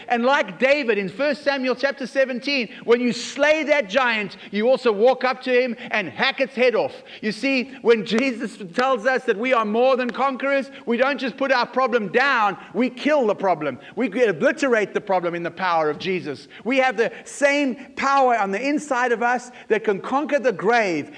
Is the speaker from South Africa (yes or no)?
yes; South Africa; I was growing up in South Africa